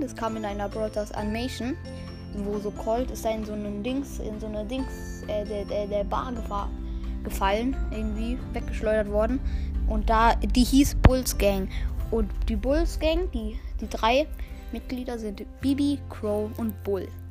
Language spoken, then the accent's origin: German; Spain; now in Germany; Ja, ich bin selber auch Spanier. Ich komme aus Spanien, wohne aber in Deutschland.